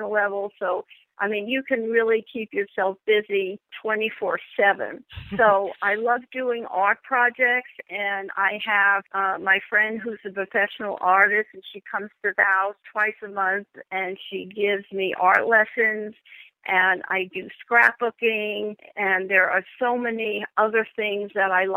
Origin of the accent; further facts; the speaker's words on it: New York, United States; I'm from New York